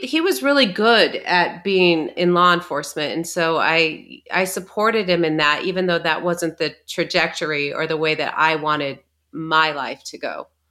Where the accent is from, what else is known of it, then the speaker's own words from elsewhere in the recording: Arizona, United States; we grew up in, in Arizona